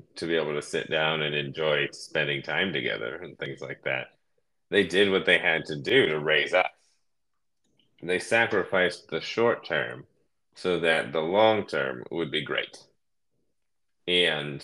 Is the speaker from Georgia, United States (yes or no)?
no; Cleveland, Ohio, United States; moved away as an adult; now in California, United States; I grew up in Ohio, Cleveland, a suburb just south of Cleveland